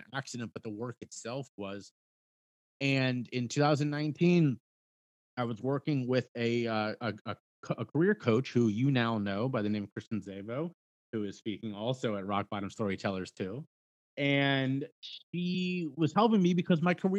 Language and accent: English; Cincinnati, Ohio, United States; my hometown of Cincinnati, Ohio